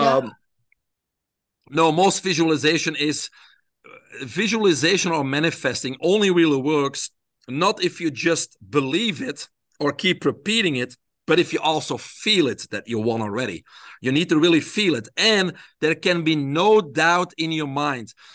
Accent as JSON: {"language": "English", "country": "Belgium", "tie": "born or raised there", "said": "I grew up in Belgium"}